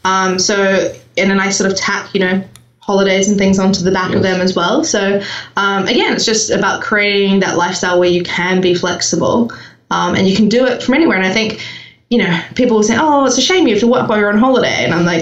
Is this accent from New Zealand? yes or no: yes; New Zealand; I'm from New Zealand. You may hear that I have a slightly strange accent. Merged now with the UK and I've got American clients and, you know, it's a bit of a mishmash.